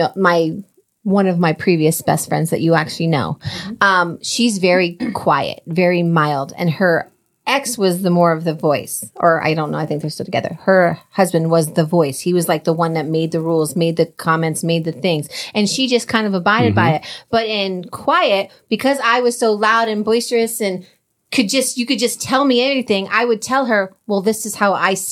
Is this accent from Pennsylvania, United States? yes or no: no; New Jersey, United States; we're both from Jersey